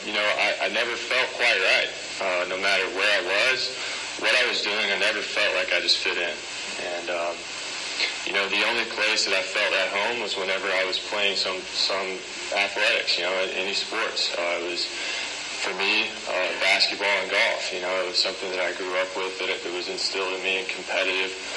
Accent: Kentucky, United States; now in Encinitas, United States; I'm originally from Kentucky. I was raised with three older sisters in a house

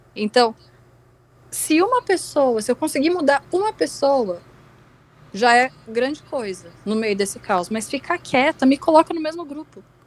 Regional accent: Rio Grande do Sul, Brazil; moved away; Eu sou gaúcha, por sinal, mas não moro no Sul

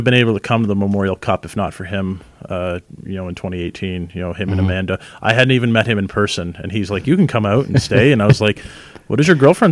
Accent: Brampton, Ontario, Canada; I grew up in Brampton

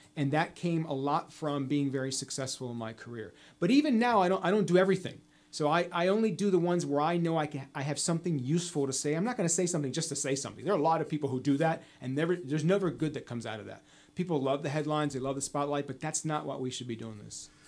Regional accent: D.C., District of Columbia, United States; I was born right outside Washington, D.C., where I grew up.

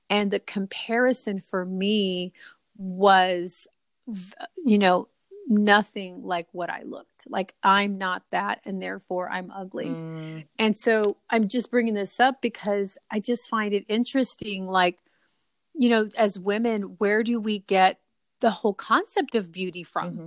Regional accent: San Antonio, Texas, United States; also born or lived in Puerto Rico; I was raised in San Antonio

